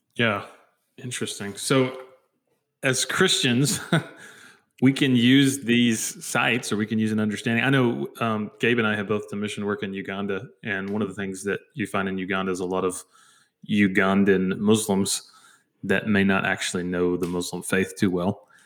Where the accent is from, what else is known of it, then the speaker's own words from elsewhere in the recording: United States; as American believers